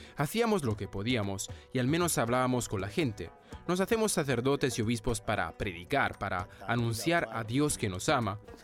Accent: France

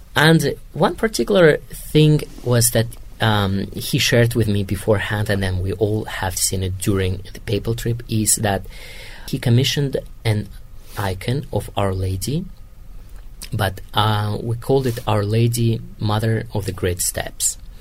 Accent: Kazakhstan; English is a second language; moved away as an adult; now in Rome, Italy; I'm from Kazakhstan

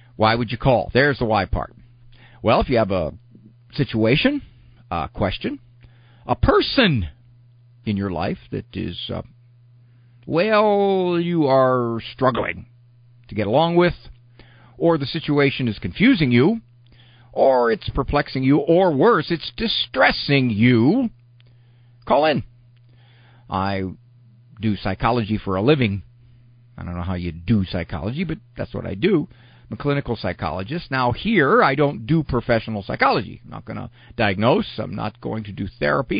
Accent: Canton, Ohio, United States; my hometown of Canton, Ohio

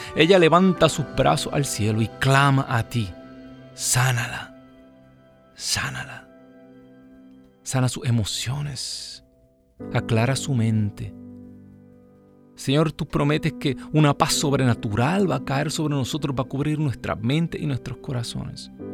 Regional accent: Puerto Rico; moved away; mi gente linda allá en mi isla

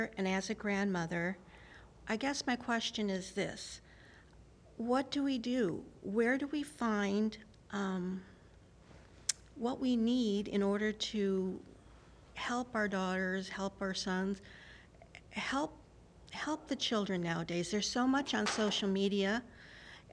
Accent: North Dakota, United States; now in Minnesota, United States; I'm from Minnesota, but originally North Dakota

